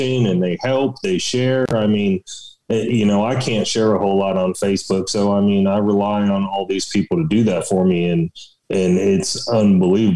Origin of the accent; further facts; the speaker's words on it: Palm Beach County, Florida, United States; moved away as an adult; now in West Virginia, United States; I grew up in South Florida